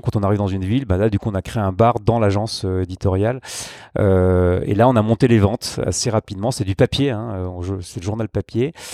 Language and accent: French; Grenoble, Auvergne-Rhône-Alpes, France; je suis originaire de Grenoble